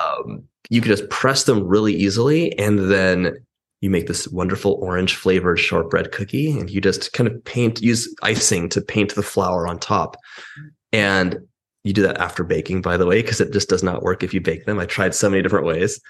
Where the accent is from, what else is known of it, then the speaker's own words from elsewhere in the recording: Los Angeles, California, United States; I'm from Los Angeles